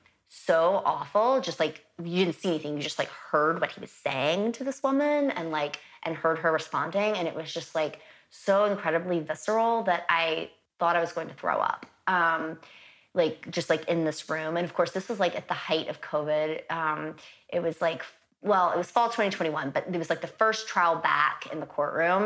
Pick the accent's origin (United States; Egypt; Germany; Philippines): United States; the South; I'm from the South